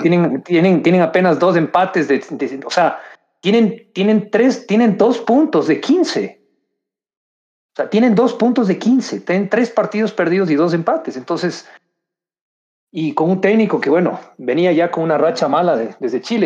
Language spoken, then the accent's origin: Spanish; Ecuador; somos ecuatorianos